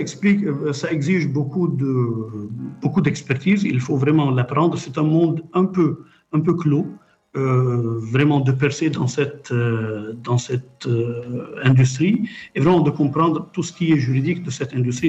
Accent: Lebanon; moved away as an adult; also born or lived in Montpellier, France / Paris, France; now in Khobar, Saudi Arabia; J'ai été élevé au Liban

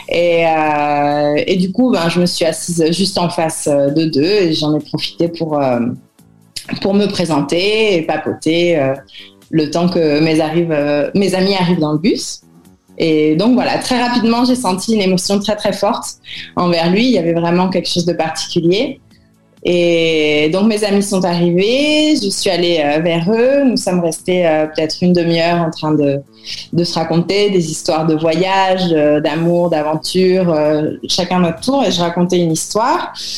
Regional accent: Paris, Île-de-France, France; moved away as an adult; also born or lived in New Zealand; now in Chile; Paris, où j'avais du mal vraiment à vivre, même si j'ai passé toute mon enfance et mon adolescence là-bas

